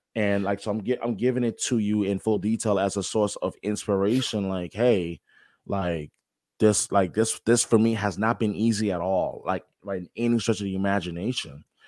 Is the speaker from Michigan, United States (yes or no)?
no; New York, United States; when I was seven, eight years old, um, waking up every morning, growing up in New York